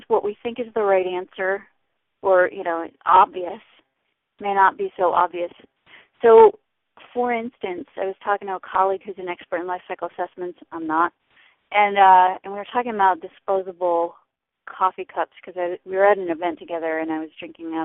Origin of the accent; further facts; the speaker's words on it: New York, United States; now in Washington, D.C., United States; I'm from New York originally. I live in D.C.